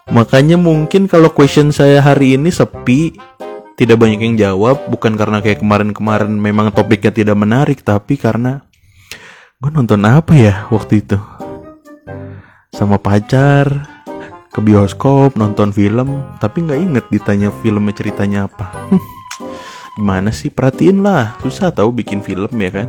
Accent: Depok, West Java, Indonesia; kangen banget sih nonton di Ramayana itu sebagai anak Depok

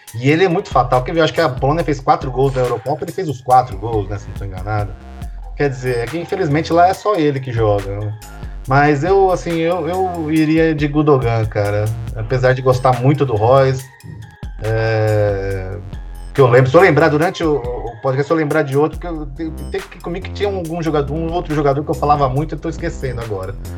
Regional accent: Brazil; como bom brasileiro que sou

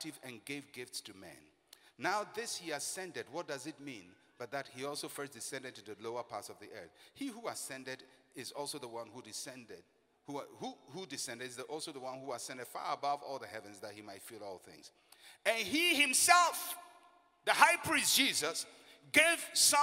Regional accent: Elmina, Central Region, Ghana; I'm a Fanti from Elimina of the Anona clan

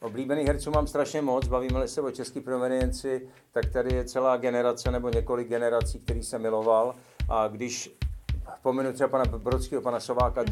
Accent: Moravia, Czechia; now in Prague, Czech Republic; já jsem z Moravy, tam jsem vlastně, dokud jsem žil mimo Prahu

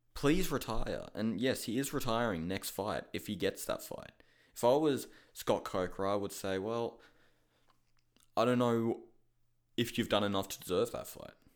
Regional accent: Australia; I'm from Australia

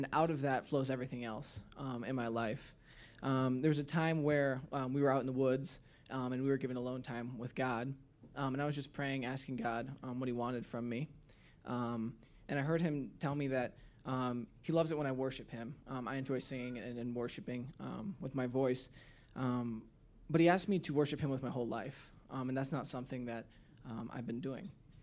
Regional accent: Michigan, United States; So I'm from Northern Michigan.

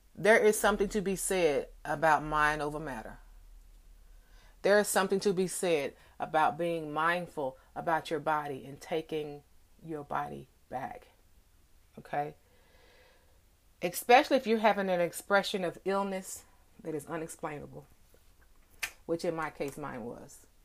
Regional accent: DFW, Texas, United States; it's raining here in DFW

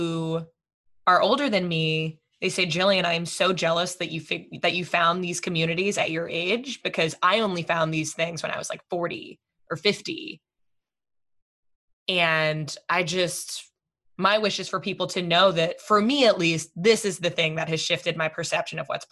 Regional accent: Fairfield, Connecticut, United States; now in New York City, United States; I grew up in Fairfield, Connecticut

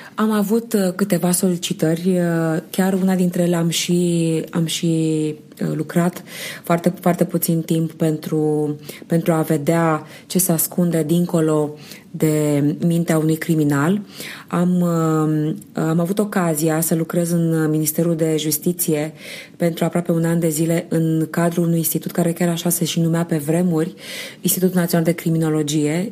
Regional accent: Romania; eu eram din România

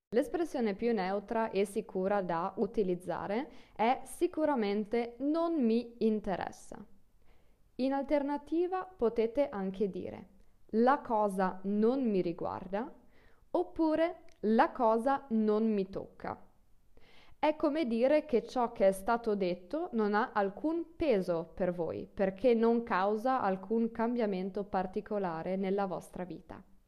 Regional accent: Friuli-Venezia Giulia, Italy; Io vengo dal nord del Friuli

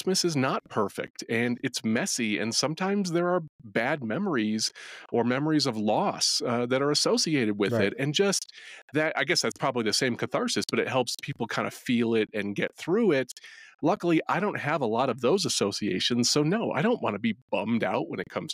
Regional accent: New England, United States; I'm from New England

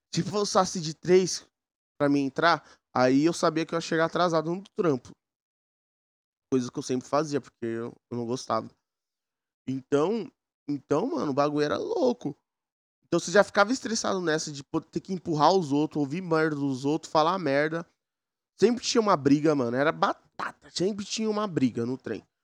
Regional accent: São Paulo, Brazil; Eu sou de São Paulo

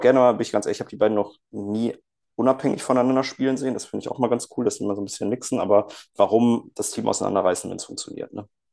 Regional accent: Cologne, North Rhine-Westphalia, Germany; als Kölner

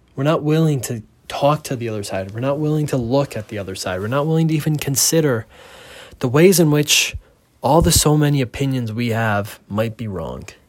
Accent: United States; moved away; as an American

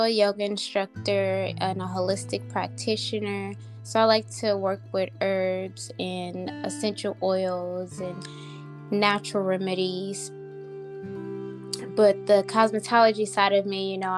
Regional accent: New Orleans, Louisiana, United States; moved away; also born or lived in Dallas; I am from New Orleans, Louisiana

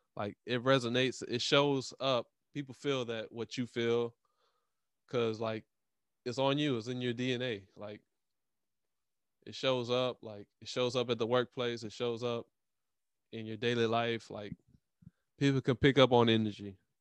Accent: Louisiana, United States; I live in Louisiana. I'm from Louisiana

